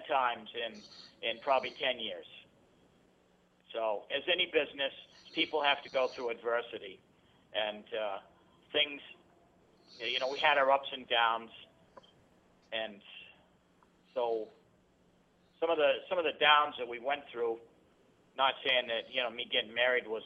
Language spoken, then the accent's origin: English; Fitzwilliam, New Hampshire, United States; born and brought up in Fitzwilliam, New Hampshire, a small town of 1,000 people